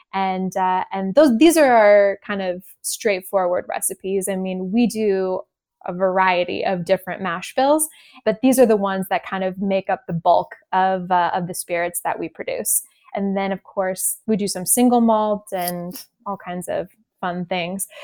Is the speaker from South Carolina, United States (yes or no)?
no; Napa Valley, California, United States; also born or lived in Japan; I was born and raised in the Napa Valley, surrounded by beautiful vineyards and wine and grapes.